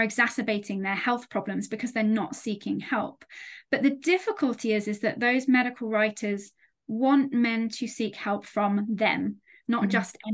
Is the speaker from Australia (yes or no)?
no; United Kingdom; as a Brit